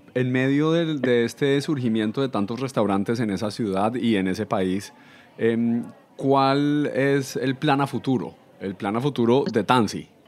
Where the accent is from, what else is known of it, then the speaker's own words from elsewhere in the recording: Colombia; yo soy colombiano